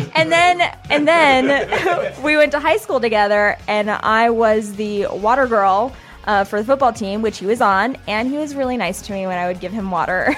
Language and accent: English; Pensacola, Florida, United States; I grew up in Pensacola